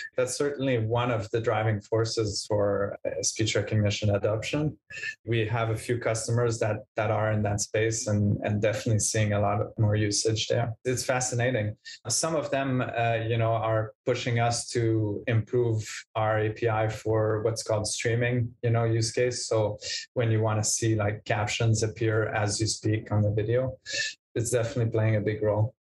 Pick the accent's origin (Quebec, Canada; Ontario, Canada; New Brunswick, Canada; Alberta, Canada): Quebec, Canada; Montreal; I'm from Montreal, Canada.